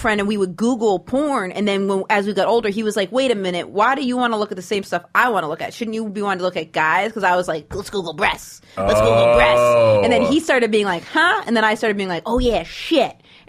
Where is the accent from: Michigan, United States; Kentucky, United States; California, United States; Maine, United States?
Maine, United States; moved away; I grew up in Maine.